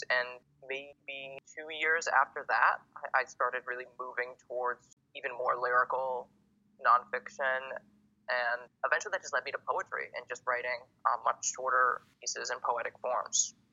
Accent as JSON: {"language": "English", "town": "Boston", "region": "Massachusetts", "country": "United States", "tie": "born or raised there", "also_born_or_lived": "Indiana / Arizona", "moved": "as an adult", "said": "I'm a poet and essayist. I grew up in Boston, Massachusetts. I did my undergrad in Indiana"}